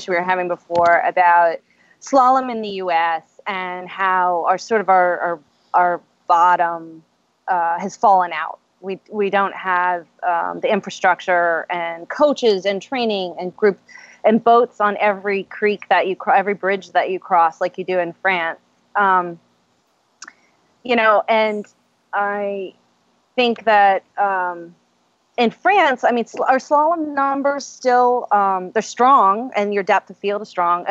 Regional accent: New Zealand; now in United States; I'm from New Zealand.

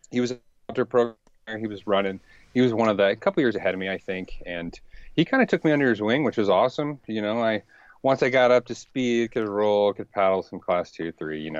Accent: Richmond, Virginia, United States; I grew up in Richmond, uh, Virginia.

